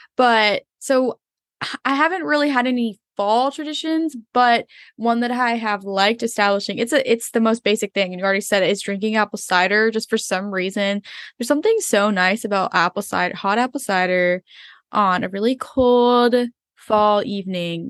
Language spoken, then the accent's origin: English; Philippines; moved away; also born or lived in Florida, United States; I grew up in the Philippines, then I lived in Florida for a long while